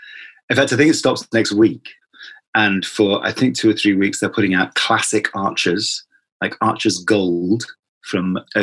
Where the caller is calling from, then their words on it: London, United Kingdom; I'm speaking from London and I am a father of 2 children